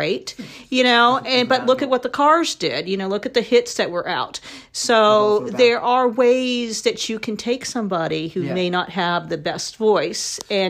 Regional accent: Ohio, United States; accent: Ohio; now in Nashville, United States; I have an Ohio accent.

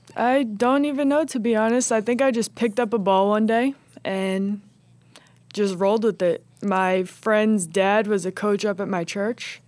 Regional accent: Old Bridge, New Jersey, United States; I am from Old Bridge, New Jersey

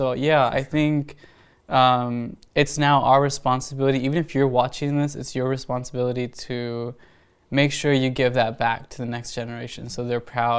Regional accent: Panama; born there; So I would just tell people that I'm Panamanian because I was born in Panama, and I'm ashamed that I did that.

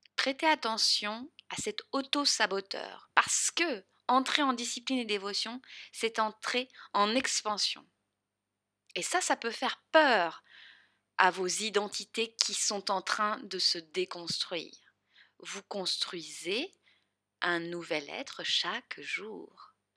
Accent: the South, southern France, France; accent: accent du Sud; mon grand accent du Sud.

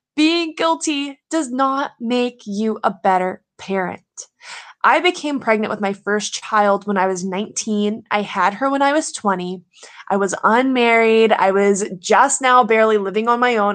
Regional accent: Louisiana, United States; I grew up in Louisiana, I'm from the South

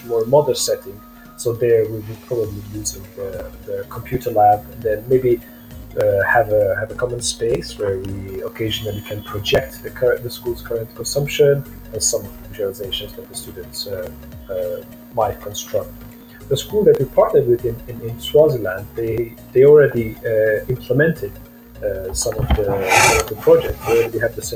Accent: Romania; I grew up in Romania

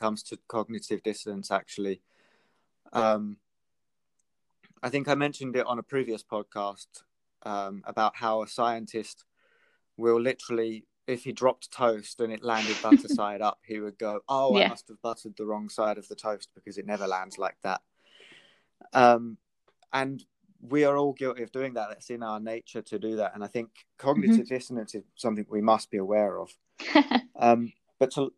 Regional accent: Britain / England, United Kingdom; if there's anything to be proud of for being British, it's the wildlife that we have in England.

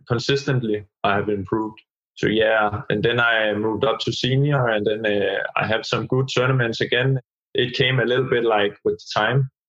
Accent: Dianalund, Zealand, Denmark; also born or lived in Slagelse / Skelskør / Greve / Gentofte; I started in my hometown, Dianalund, which is a small town.

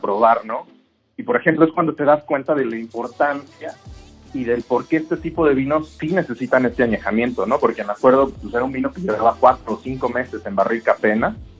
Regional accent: Mexico; en mi país

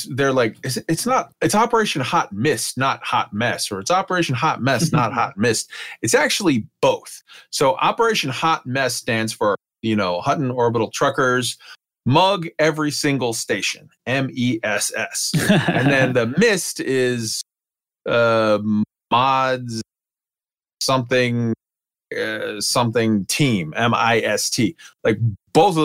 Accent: San Antonio, Texas, United States; San Antonio, Texas, my hometown

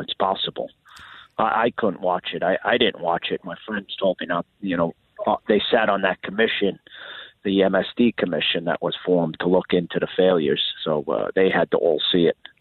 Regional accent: New York, United States; now in Florida, United States; tough and calloused from growing up in New York

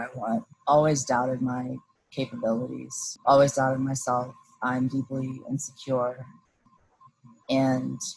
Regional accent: Claremont, California, United States; I grew up in Southern California

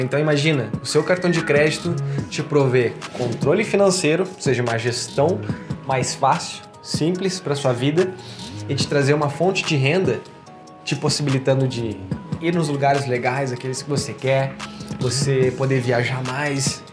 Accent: Porto Alegre, Rio Grande do Sul, Brazil; now in Indaiatuba, Brazil; eu sou lá de Porto Alegre, tá bom? Sou gaúcho, mas tô morando aqui.

